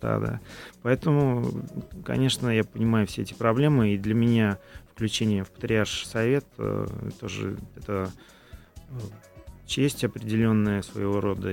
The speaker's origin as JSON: {"language": "Russian", "town": "Tolyatti", "region": "Samara Oblast", "country": "Russia", "tie": "born or raised there", "moved": "yes", "said": "в родном городе в Толете"}